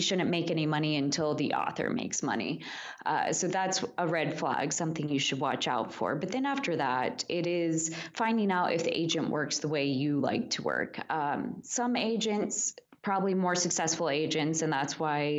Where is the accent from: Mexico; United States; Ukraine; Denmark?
United States; Midwest; also born or lived in Kansas; I'm from the Midwest